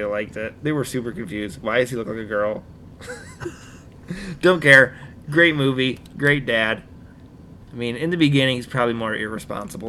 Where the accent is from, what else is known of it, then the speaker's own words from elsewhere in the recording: Wisconsin, United States; we're from Wisconsin